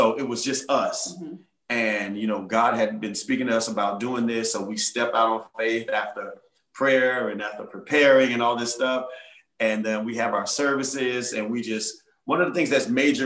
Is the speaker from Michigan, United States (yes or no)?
no; West Park, Florida, United States; our church, again, we're in my hometown, West Park.